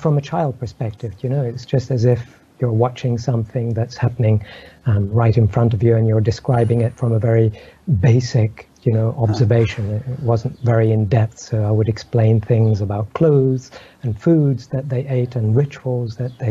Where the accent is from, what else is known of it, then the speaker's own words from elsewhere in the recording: Egypt; I grew up in Egypt